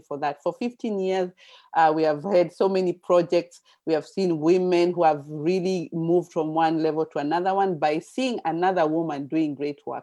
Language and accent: English; Kenya; moved away; I come from Kenya